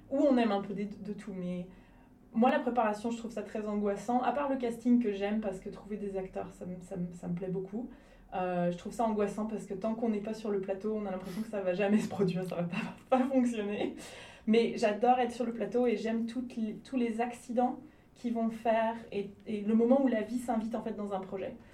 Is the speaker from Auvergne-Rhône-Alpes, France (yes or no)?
yes; Lyon region, Auvergne-Rhône-Alpes, France; also born or lived in Cannes area, Provence-Alpes-Côte d'Azur / Toulouse; je suis plutôt de la région lyonnaise, même si je suis née dans, le, euh, dans la région PACA, donc la province Alpes-Côte d'Azur, euh, vers Cannes